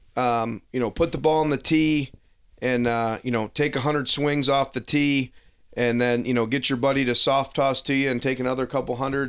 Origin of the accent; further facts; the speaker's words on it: Detroit, Michigan, United States; growing up in Detroit, a lot of kids played hockey